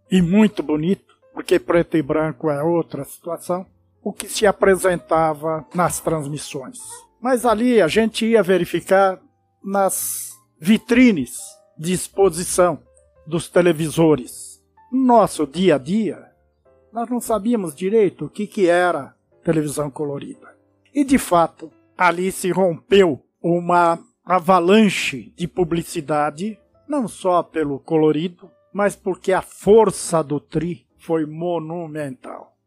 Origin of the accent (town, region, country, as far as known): Brazil